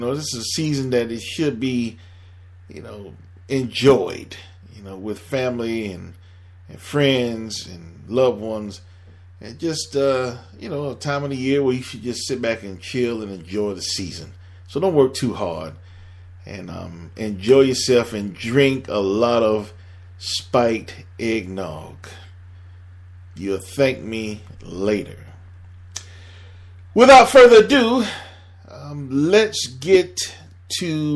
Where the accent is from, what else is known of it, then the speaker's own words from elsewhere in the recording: Miami, Florida, United States; moved away as an adult; also born or lived in Atlanta / Delaware / New Jersey / Philadelphia; I'm born and raised in Miami